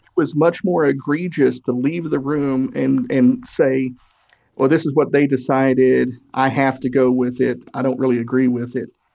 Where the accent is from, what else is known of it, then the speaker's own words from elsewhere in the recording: Tennessee, United States; I'm from Tennessee. We have a lot of weird sayings